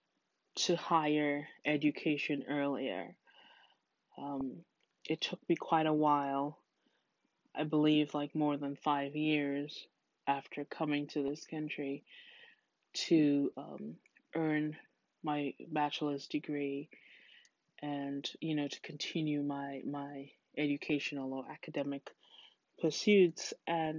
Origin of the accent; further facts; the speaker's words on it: Trinidad & Tobago; moved away as an adult; now in United States; my home country of Trinidad